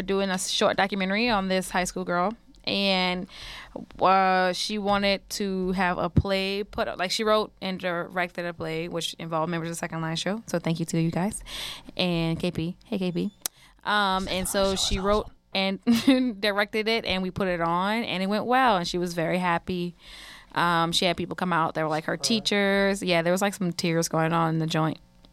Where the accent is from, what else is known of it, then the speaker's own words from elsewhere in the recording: New Orleans, Louisiana, United States; I'm from New Orleans